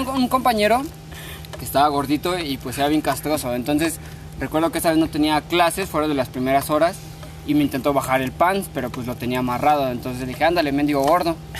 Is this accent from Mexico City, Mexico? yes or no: yes; Mexico City, Mexico; moved away; also born or lived in Morelos; yo soy del DF